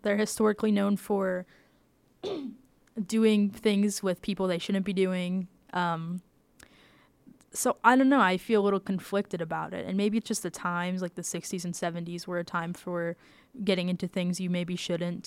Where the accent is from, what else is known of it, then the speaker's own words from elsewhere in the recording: the South, United States; moved away; I grew up in the South